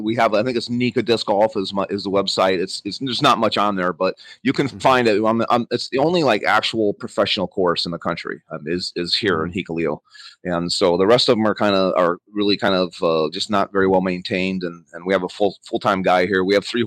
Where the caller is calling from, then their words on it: Jicalillo, Nicaragua; I'm in Nicaragua. I'm in Jicalillo, Nicaragua. I have a disc golf course down here and a small farm.